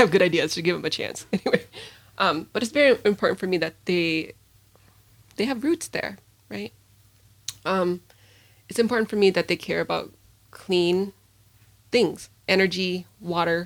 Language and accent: English; St. Paul, Minnesota, United States; I grew up in St. Paul